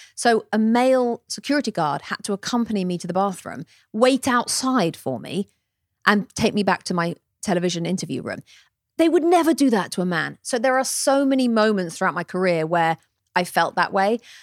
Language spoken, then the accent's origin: English; England, United Kingdom; moved away as an adult; now in United States; come over from England and suddenly become American, although now I am an American citizen